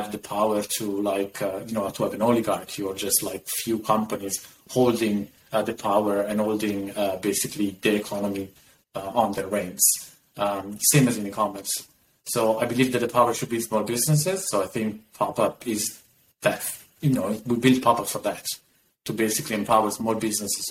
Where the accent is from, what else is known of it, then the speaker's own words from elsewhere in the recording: Italy; moved away; also born or lived in New York; I'm actually originally from Italy. I left 20 years ago, moved to New York